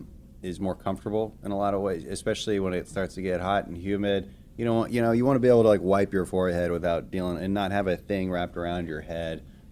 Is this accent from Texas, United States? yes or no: yes; Texas, United States